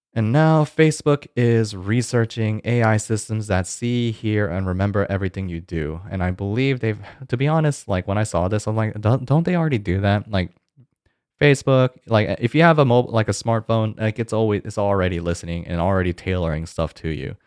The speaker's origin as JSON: {"language": "English", "region": "Georgia", "country": "United States", "said": "Georgia, uh, my home state"}